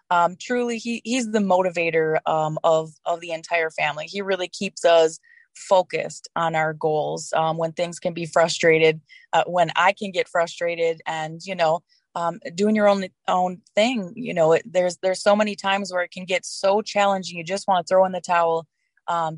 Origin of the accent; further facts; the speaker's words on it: Wisconsin, United States; also born or lived in Colorado; now in Illinois, United States; I was born and raised in Wisconsin